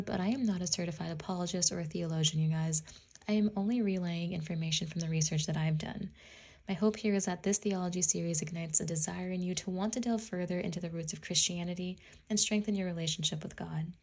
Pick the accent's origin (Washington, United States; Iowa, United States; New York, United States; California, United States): Washington, United States; I'm from Washington State